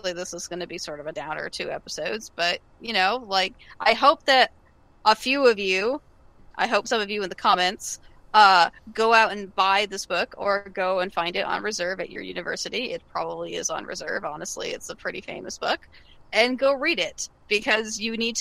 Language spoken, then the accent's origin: English; the Bay Area, California, United States; I'm from the Bay Area